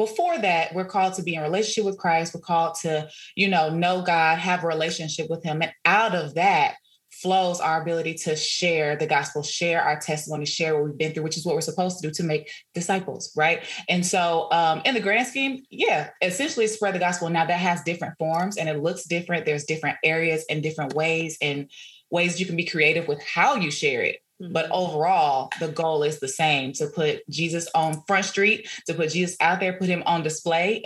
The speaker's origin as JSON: {"language": "English", "town": "Dallas", "region": "Texas", "country": "United States", "also_born_or_lived": "Houston / Nacogdoches", "said": "I'm originally from Dallas"}